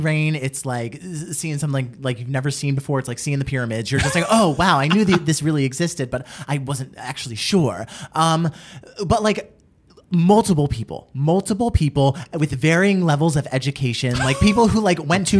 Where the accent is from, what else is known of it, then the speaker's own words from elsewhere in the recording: East Coast, United States; we from the East Coast